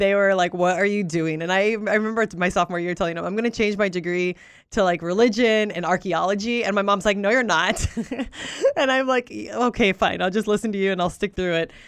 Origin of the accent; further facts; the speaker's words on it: Oxnard, California, United States; English is a second language; moved away; also born or lived in Albuquerque, New Mexico; grew up in Southern California, born and raised in Oxnard